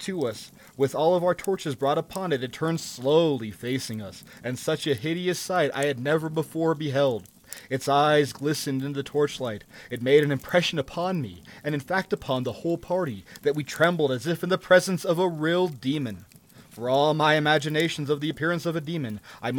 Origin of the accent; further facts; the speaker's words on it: New York, United States; my home state of New York, not too far from my hometown